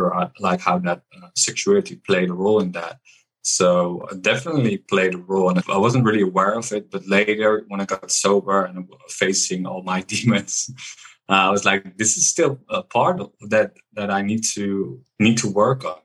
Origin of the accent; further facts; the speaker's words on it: Amsterdam, North Holland, Netherlands; now in Valencia, Spain; I live at the moment in Spain, in Valencia, but I'm from Amsterdam, from the Netherlands